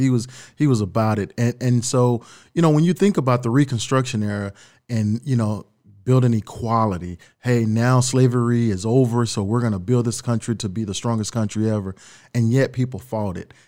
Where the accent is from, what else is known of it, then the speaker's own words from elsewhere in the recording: Dallas, Texas, United States; moved away as an adult; also born or lived in Austin, Texas / Orange City, Iowa; now in Sioux City, United States; I grew up in Dallas, Texas. uh, born and raised